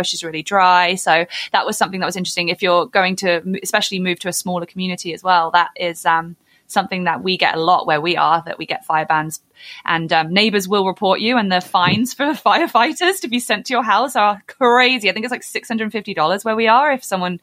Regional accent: United Kingdom; moved away as an adult; also born or lived in England; now in Canada; as a Brit

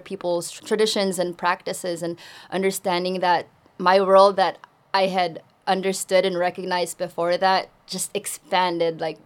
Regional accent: Bay Area, California, United States; English is a second language; also born or lived in Philippines; I grew up in such a diverse community like the Bay Area

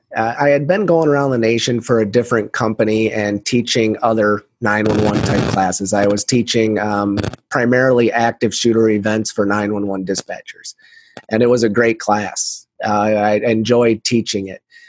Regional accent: Iowa, United States; my home state of Iowa

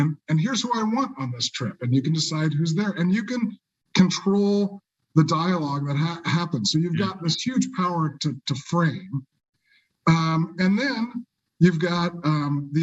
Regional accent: Kansas, United States; I grew up in Kansas, so I love Emporia, Kansas

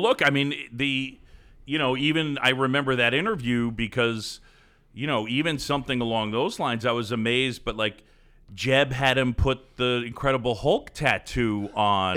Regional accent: New York City, New York, United States; also born or lived in Philadelphia; I moved to New York when I was seven, and I, so then basically grew up in New York City

